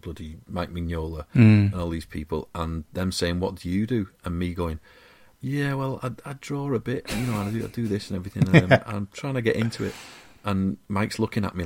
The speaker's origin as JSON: {"language": "English", "town": "Wigan", "region": "North West England", "country": "United Kingdom", "said": "I'm a scubber from Wigan"}